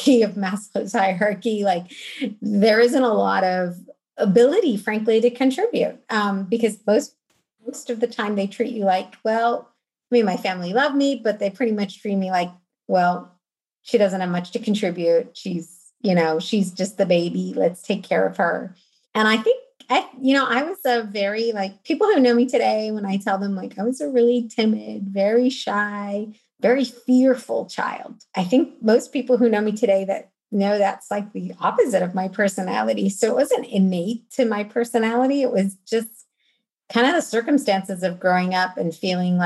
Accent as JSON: {"language": "English", "region": "West Virginia", "country": "United States", "tie": "born or raised there", "also_born_or_lived": "North Carolina", "said": "I was born in West Virginia, which, you know, we grew up kind of on the East Coast in West Virginia and also in North Carolina."}